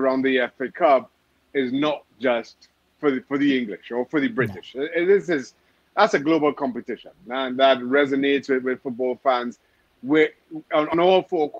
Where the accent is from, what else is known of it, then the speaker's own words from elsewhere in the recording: Trinidad & Tobago; You know, I grew up in Trinidad Tobago where, you know, you had two channels on TV.